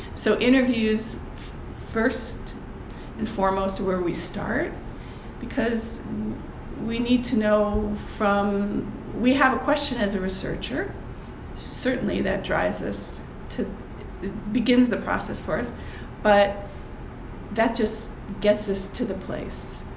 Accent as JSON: {"language": "English", "country": "United States", "said": "As an American"}